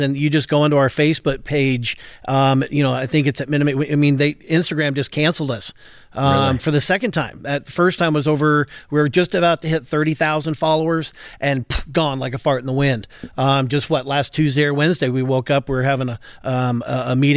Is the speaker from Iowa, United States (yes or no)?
no; Portland, Oregon, United States; also born or lived in Lubbock, Texas; I grew up in the Portland metro area